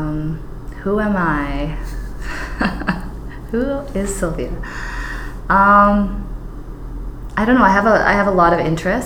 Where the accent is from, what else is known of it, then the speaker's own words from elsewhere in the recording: Fort McMurray, Alberta, Canada; moved away as an adult; now in Edmonton, Canada; I was born in Fort McMurray